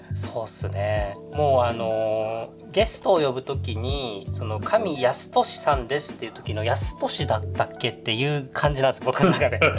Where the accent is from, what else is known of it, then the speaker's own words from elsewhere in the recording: Okinawa, Japan; 僕は沖縄出身